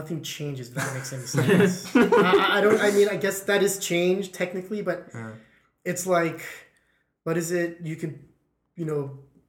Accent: Lakewood, United States; born there; Yeah, 100%. I was born in Lakewood. Yeah, I think it was Lakewood.

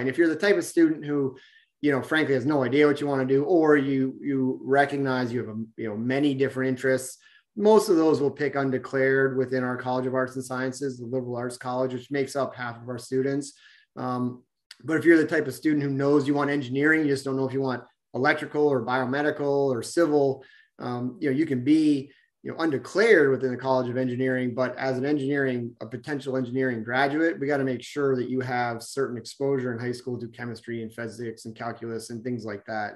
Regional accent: Vermont, United States; I grew up in Vermont myself

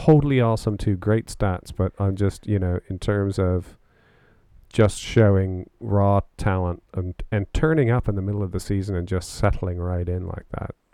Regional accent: Canada; also born or lived in Oxfordshire, United Kingdom; now in United Kingdom; being Canadian, one of the things I miss the most about Canada is Tim Hortons

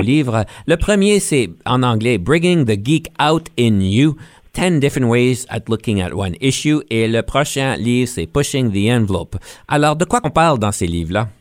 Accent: Ontario, Canada; on est franco-ontarien, donc on comprend l'anglais

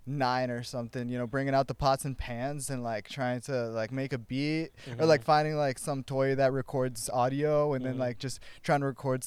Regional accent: Ohio, United States; moved away as an adult; now in Los Angeles, United States; I'm a union organizer, music producer, originally from Ohio, born and raised. Moved out to L.A. to do the music thing about 2.5 years ago.

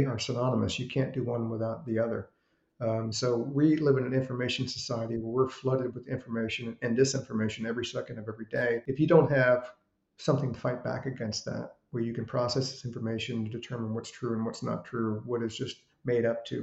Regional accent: Richmond, Virginia, United States; I grew up in Richmond in the 60s and 70s

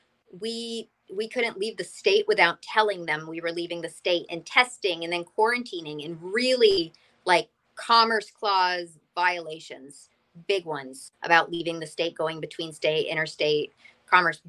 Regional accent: Massachusetts, United States; moved away as an adult; now in Florida, United States; I've lived in Massachusetts my whole life.

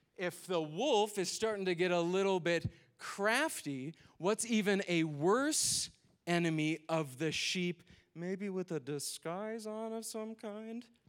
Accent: Minnesota, United States; I'm from Minnesota

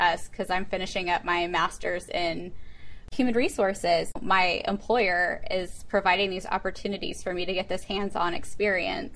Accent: Missouri, United States; also born or lived in South Central Pennsylvania; now in Pennsylvania, United States; I'm originally from the Missouri Midwest area

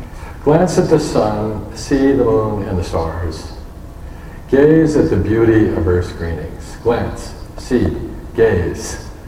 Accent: Tokyo, Japan; born there; And I was born in Tokyo, Japan in 1951.

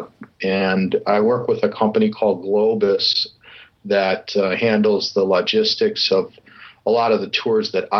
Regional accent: Chicago, Illinois, United States; now in Newport Beach, United States; I'm originally from Chicago, but I live in Southern California, Newport Beach

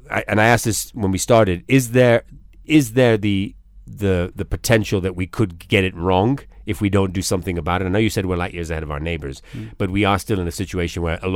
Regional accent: Florida, United States; and I grew up on the Atlantic, actually, in Florida, yet...

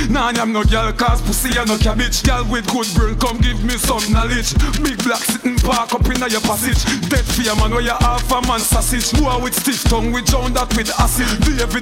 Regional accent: Brooklyn, New York, United States; no, listen, no, but I'm from Brooklyn.

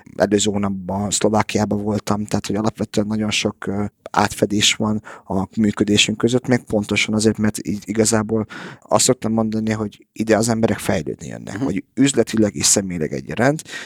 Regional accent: Budapest, Hungary; moved away; also born or lived in Canada / United States / England; én itt születtem Budapesten

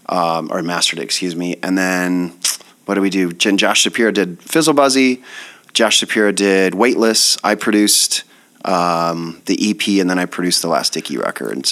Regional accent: Sheffield, Iowa, United States; moved away as an adult; also born or lived in Denver; I'm from Sheffield, Iowa, okay. by Mason City.

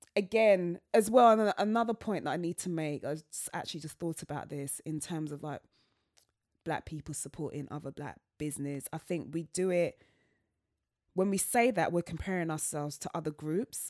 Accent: London, United Kingdom; I'm from Southwest London

